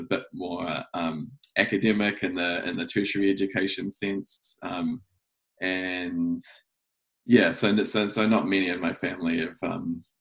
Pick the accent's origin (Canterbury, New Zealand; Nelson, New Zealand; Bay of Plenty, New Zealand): Canterbury, New Zealand; Waikuku; moved away as an adult; now in Auckland, New Zealand; I am here on the farm that I grew up in North Canterbury, just close to Waikuku.